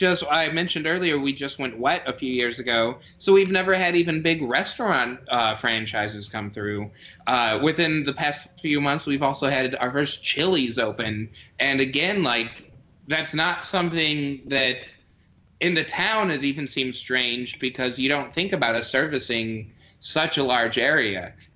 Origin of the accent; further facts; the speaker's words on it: Chicago, Illinois, United States; moved away; I'm originally from Chicago.